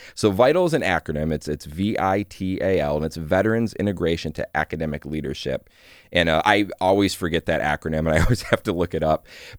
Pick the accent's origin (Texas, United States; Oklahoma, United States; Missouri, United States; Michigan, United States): Michigan, United States; I grew up in Michigan, went to college after high school and was not ready for it.